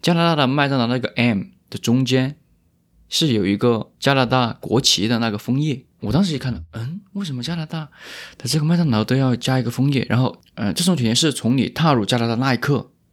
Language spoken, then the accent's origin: Chinese; Wanzhou, Chongqing, China; also born or lived in Fengjie, Chongqing; now in Toronto, Canada; 我是重庆人嗯。但是重庆也很大啊。我出生是在重庆的一个城市，然后我成长也是在重庆的另外一个城市